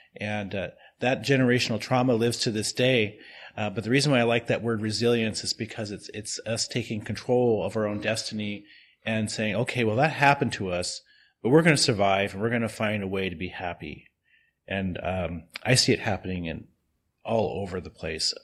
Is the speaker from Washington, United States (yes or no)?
yes; Yakama Reservation, Washington, United States; also born or lived in Columbia River; now in Portland, United States; I, um, was born and raised on the Yakima Reservation, uh, but I spent most of my time on the Columbia River